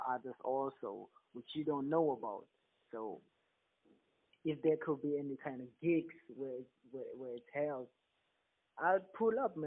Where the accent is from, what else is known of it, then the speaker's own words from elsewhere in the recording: South Africa; I'm from South Africa.